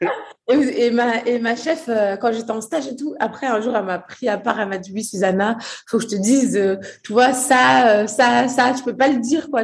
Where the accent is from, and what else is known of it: Courbevoie, Île-de-France, France; born or raised there; also born or lived in Portugal / Brazil